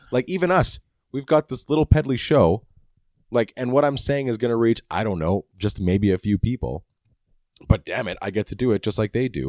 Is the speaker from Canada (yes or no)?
yes; Canada; I'm Canadian.